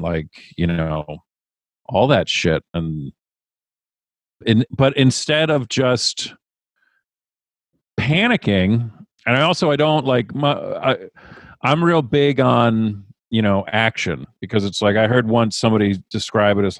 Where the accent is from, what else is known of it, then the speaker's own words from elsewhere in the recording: Rhode Island, United States; I'm from Rhode Island